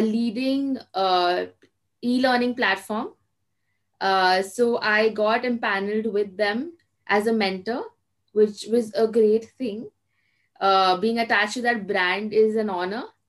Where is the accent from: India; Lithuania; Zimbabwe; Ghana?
India; Kolkata, West Bengal; also born or lived in Mumbai; And I am from Kolkata, which is in East India.